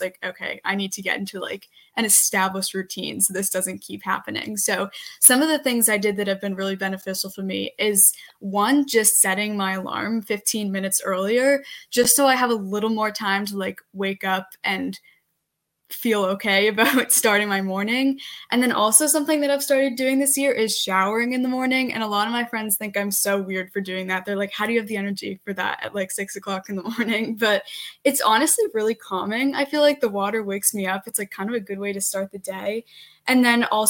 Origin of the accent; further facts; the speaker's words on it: Medfield, Massachusetts, United States; I am from Medfield, Massachusetts